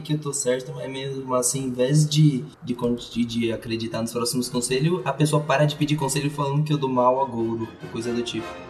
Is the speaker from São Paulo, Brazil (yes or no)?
yes; São Paulo, Brazil; eu sou de São Paulo